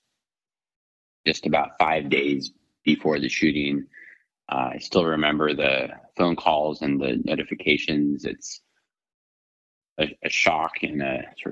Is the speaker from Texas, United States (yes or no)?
yes; El Paso, Texas, United States; moved away as an adult; also born or lived in Washington, D.C.; I'm originally from El Paso, Texas